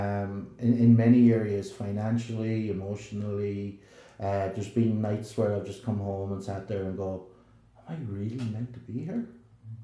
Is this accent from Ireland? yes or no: yes; Ireland; accent: southern; moved away as an adult; also born or lived in Belfast, Northern Ireland; here's someone from the south on the Donegal Road